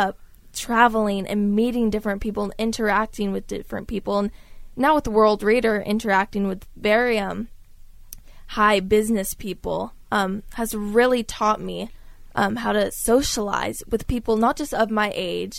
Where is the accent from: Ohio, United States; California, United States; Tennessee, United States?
California, United States; Orange County; Growing up in Orange County